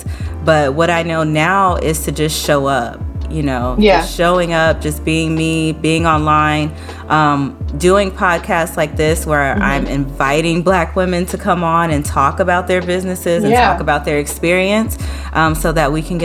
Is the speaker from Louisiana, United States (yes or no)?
yes; New Orleans, Louisiana, United States; I grew up in New Orleans